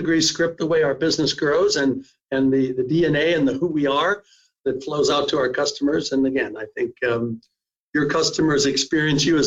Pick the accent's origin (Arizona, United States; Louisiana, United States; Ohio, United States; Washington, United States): Ohio, United States; Cleveland; moved away as an adult; also born or lived in São Paulo, Brazil / Ithaca, New York; now in Oregon, United States; I was born in Ohio, spent most of my years in the greater Cleveland area